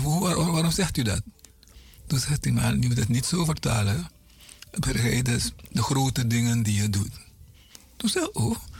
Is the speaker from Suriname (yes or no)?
yes; Paramaribo, Paramaribo District, Suriname; van kleins af weet ik dat we op Zorg en Hoop woonde.